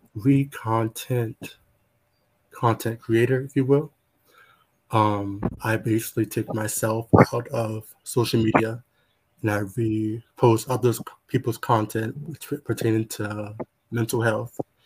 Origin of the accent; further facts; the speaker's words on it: North Carolina, United States; I am from North Carolina